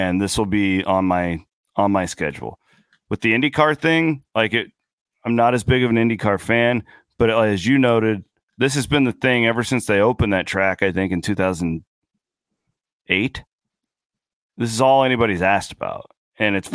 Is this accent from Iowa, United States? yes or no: yes; rural Iowa, United States; now in Des Moines, United States; I would love to live in my hometown